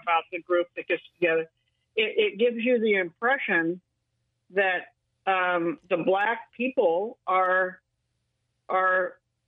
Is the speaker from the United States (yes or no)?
yes; Bellingham, Washington, United States; I grew up in Bellingham